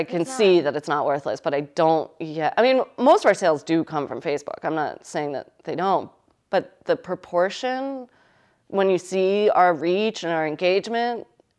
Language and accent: English; United States; And, you know, we're from Connecticut and New York, and it's easy to find people that are like us here